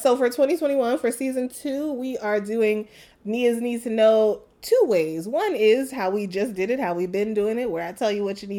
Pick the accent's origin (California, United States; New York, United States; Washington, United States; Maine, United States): New York, United States; New York City; now in Los Angeles, United States; I'm from New York City.